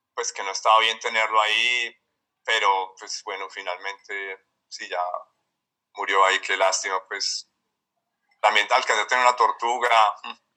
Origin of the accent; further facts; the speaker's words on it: Medellín, Antioquia, Colombia; yo nací en Medellín, eh, ya tengo 43 años. Eh, crecí pues como una familia de clase media, pues aquí paisa